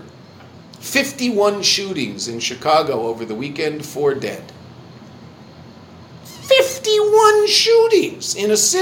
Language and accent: English; Canada; I'm a Canadian